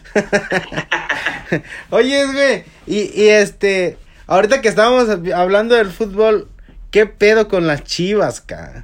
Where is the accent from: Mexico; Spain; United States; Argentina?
Mexico; moved away; a uno como mexicano